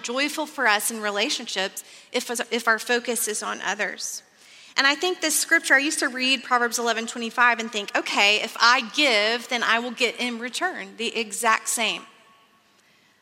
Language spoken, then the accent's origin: English; Texas, United States; I grew up in Texas, which you may know is famous for oil and cattle